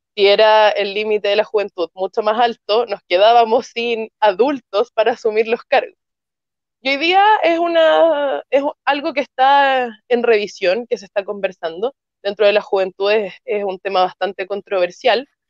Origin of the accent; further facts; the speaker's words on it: Valparaíso, Chile; yo soy de Valparaíso